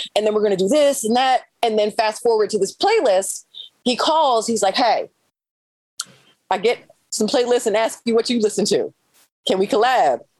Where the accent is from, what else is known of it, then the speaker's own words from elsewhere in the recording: Maryland, United States; moved away as an adult; I'm from Maryland